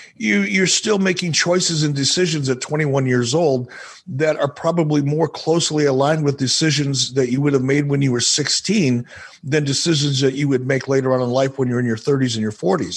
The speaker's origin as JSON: {"language": "English", "region": "Minnesota", "country": "United States", "tie": "born or raised there", "said": "as a kid growing up in Minnesota"}